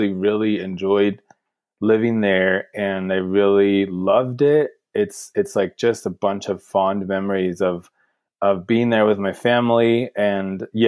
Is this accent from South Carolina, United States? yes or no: no; central coast of California, United States; moved away as an adult; now in Bend, United States; I came from the central coast of California, right in the middle of the state, right on the coast. But we lived inland on an avocado farm.